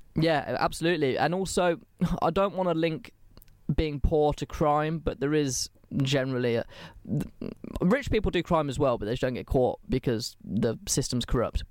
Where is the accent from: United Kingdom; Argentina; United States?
United Kingdom; England; I'm English